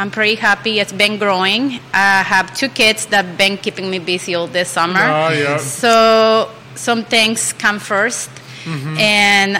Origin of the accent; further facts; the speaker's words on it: Mexico City, Mexico; now in Charlottesville, United States; I'm from Mexico City. I'm 35 years old. I've been here in Charlottesville